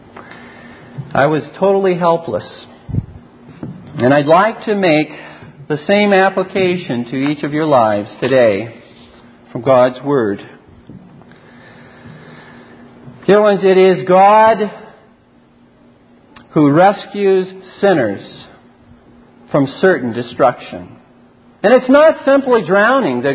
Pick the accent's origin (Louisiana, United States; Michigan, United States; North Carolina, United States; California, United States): California, United States; Southern; growing up in Southern California, that's right, I'm not a Canadian